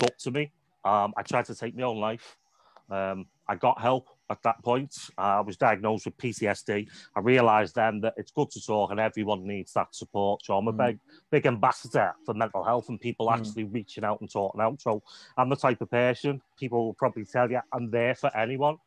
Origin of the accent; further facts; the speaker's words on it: Liverpool, North West England, United Kingdom; also born or lived in Wales / Southport; We moved from Liverpool to Wales because she was originally from Wales